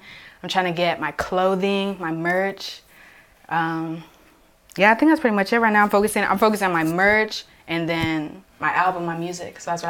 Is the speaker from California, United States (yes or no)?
yes; Oakdale, California, United States; also born or lived in Los Banos / Modesto / Houston; now in Riverbank, United States; I would say I'm from Oakdale though because that's where I lived the longest. So I would say I'm from Oakdale. Mm-hmm. Now I live Riverbank, so now I'm there, but I would say I'm from Oakdale.